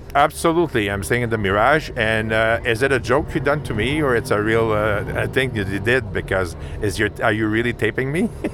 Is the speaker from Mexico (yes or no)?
no; Montreal, Quebec, Canada; first language French; English is a second language; I'm from uh, Montreal, Quebec, so we speak French basically. So you have to uh, forgive me for my accent